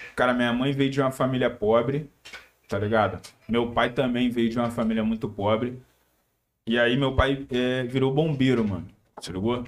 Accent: Teresópolis, Rio de Janeiro, Brazil; Na favela de Teresópolis. É, Teresópolis, estado do Rio

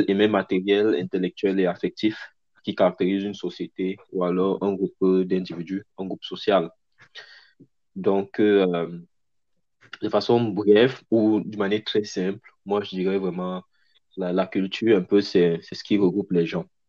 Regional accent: Cameroon; now in Canada; en tant que Camerounais

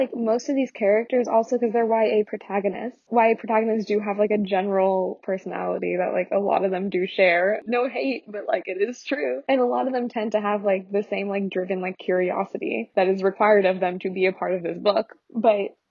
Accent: United States; growing up in the US

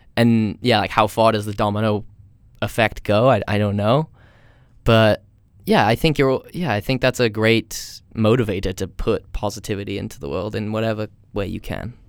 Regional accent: United States; moved away; I'm from America.

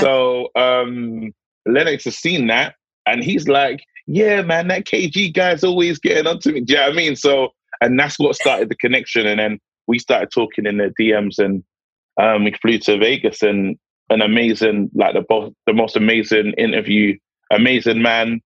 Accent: London, United Kingdom; I, I grew up in Brixton

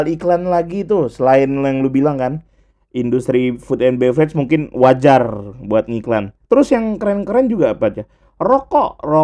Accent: Pontianak, West Kalimantan, Indonesia; Lu kalau gue ya sebagai orang Pontianak kadang-kadang tuh ngecat rumah

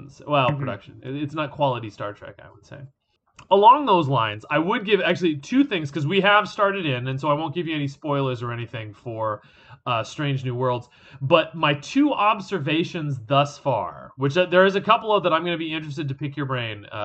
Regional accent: Orange County, California, United States; growing up in Orange County, like we didn't have air conditioning for 30 years

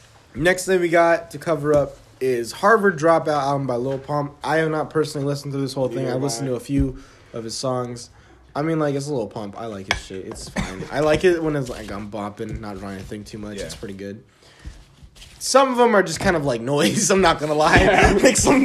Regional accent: England, United Kingdom; So yeah, I'm from England.

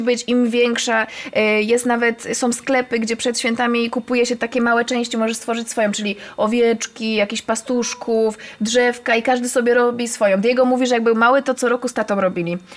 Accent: Katowice, Silesian Voivodeship, Poland; ja jestem z Koszutki

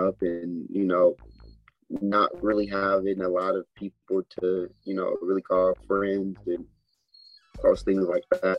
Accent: Atlanta, Georgia, United States; I'm from Atlanta

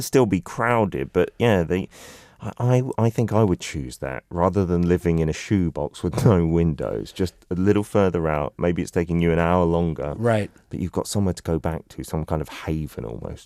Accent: London, United Kingdom; moved away; also born or lived in South Korea; When I was a kid, I, I was coming from London

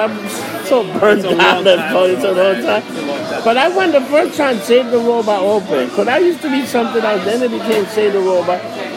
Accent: New York City, New York, United States; I grew up in Hell's Kitchen on 37th Street in Mine Valley. I was born

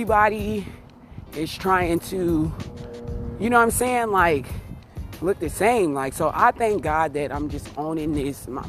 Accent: Las Vegas, Nevada, United States; I'm from Las Vegas, Nevada

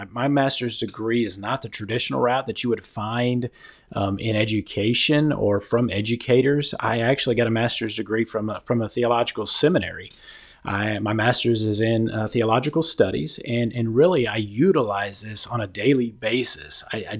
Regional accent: Texas, United States; also born or lived in Hawaii / Washington, D.C.; So I've spent most of my life in the great state of Texas. I was born in Hawaii and lived in Washington, D.C. really for the first part of my adolescence.

